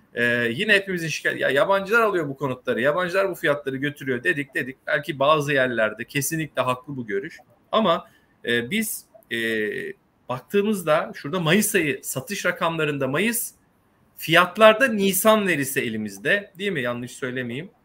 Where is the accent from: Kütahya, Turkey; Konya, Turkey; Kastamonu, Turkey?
Kastamonu, Turkey; ben de Kastamonluyum